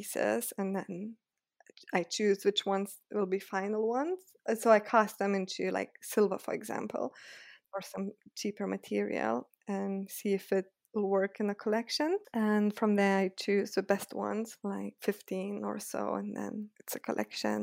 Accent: Lithuania; moved away as an adult; now in London, United Kingdom; I lived in Lithuania. So originally I'm from Lithuania, and then I always thought I'll study there

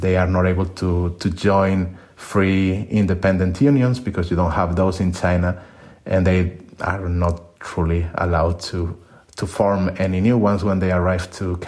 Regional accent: Spain; moved away as an adult; now in Netherlands; I'm a migrant myself. I'm from Spain and I work in the Netherlands, and all of my jobs have been outside my country

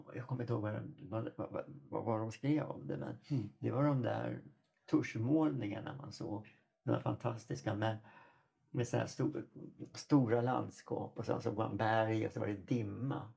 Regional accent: Sweden; also born or lived in Toronto, Canada; Som svensk

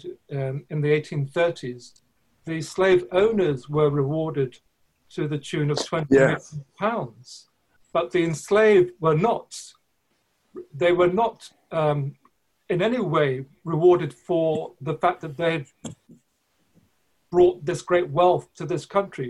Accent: Luton, East of England, United Kingdom; when I was a young boy growing up in Luton, not very far from London, in the 60s and 70s

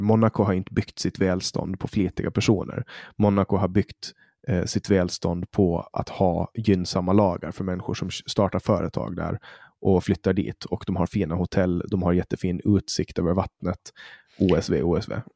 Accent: Poland; now in Sweden; där jag kommer ifrån, Polen

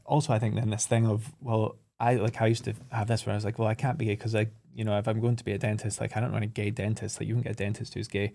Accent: Oban, Scotland, United Kingdom; from three, four years old, we kind of, my parents moved us up to Oban

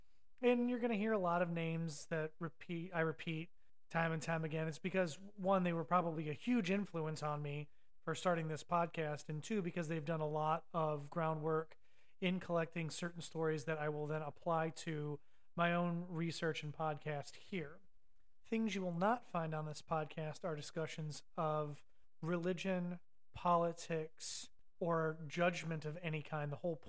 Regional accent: Ohio, United States; moved away; Now, as you can tell from my voice, I am a damn Yankee. I moved down here in 2005 from Ohio, but I did grow up with farming grandparents in the country

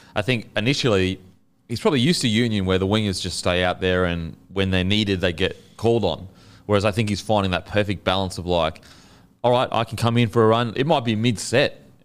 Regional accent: Queensland, Australia; as a Queenslander

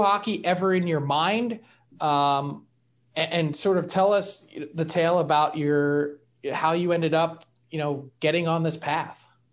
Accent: Philadelphia, Pennsylvania, United States; I'm from Philly.

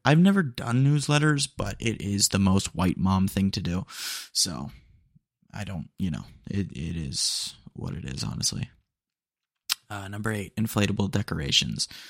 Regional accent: Texas, United States; accent: twang; I say it with a little bit of twang. Um, couldn't help it, you know, 'cause I'm, I'm Texan

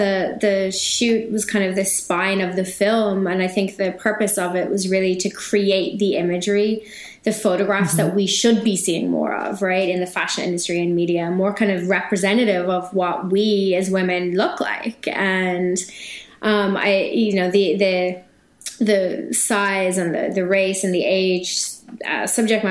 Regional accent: Ireland; moved away as an adult; now in New York City, United States; I'm Irish, so born and raised in Ireland, and I've been living in New York City for the last 6 years

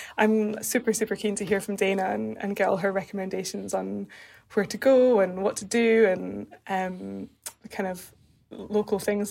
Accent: Edinburgh, Scotland, United Kingdom; moved away as an adult; also born or lived in London; I'm originally from Edinburgh, and then I moved to London about 5 years ago.

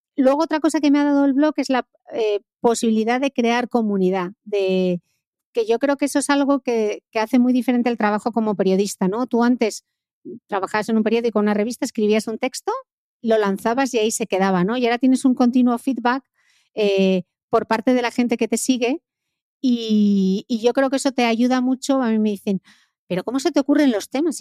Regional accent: Gijón, Asturias, Spain; yo he pasado mi infancia en Mareo, que era donde entrenaban eh, todas las categorías del Sporting

